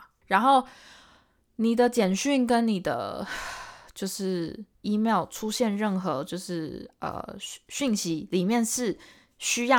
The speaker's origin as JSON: {"language": "Chinese", "country": "Taiwan", "accent": "Taiwanese", "said": "还是会偶尔会飘出一点，就是台湾人讲英文的方式，偶尔 OK。可是我也是尽量改。"}